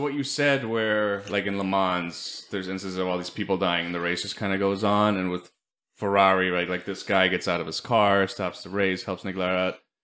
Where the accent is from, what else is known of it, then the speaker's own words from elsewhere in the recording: Germany; moved away; we grew up with him in Germany